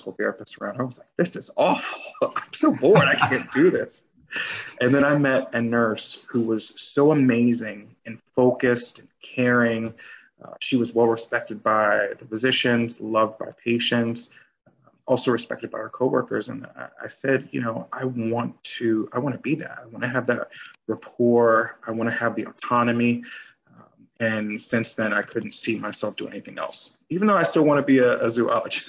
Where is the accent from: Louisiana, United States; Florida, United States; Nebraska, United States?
Louisiana, United States; New Orleans; in high school, I'm from New Orleans, Louisiana, and in high school, I knew that I would have to do something to go to college